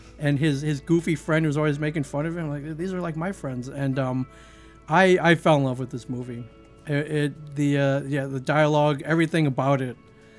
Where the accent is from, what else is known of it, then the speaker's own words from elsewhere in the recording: Midwest, United States; now in New Jersey, United States; I grew up mainly in the Midwest. I've lived all over the country.